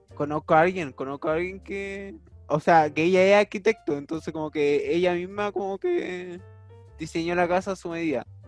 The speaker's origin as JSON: {"language": "Spanish", "town": "Vicuña", "region": "Coquimbo", "country": "Chile", "said": "yo soy de Vicuña"}